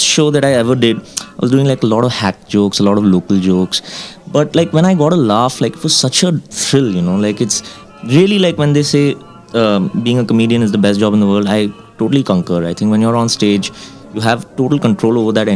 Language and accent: English; Mumbai, Maharashtra, India; also born or lived in Kashmir; I live in Bombay right now. That's where the film industry is. That's where the advertising scene is. I've grown up there actually, like all my life